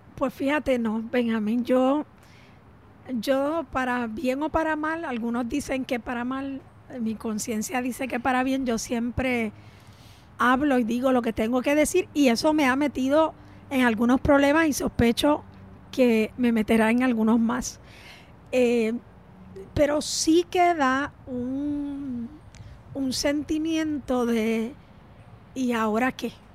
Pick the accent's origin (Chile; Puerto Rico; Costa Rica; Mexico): Puerto Rico